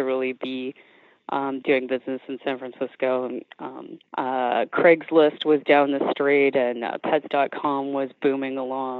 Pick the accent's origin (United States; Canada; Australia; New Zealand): Canada; moved away; I'm originally from Canada, and in Canada, I went to fashion school